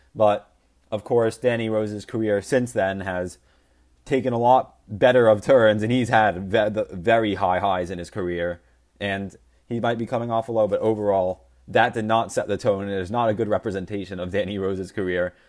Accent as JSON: {"language": "English", "country": "United States", "said": "I'm American."}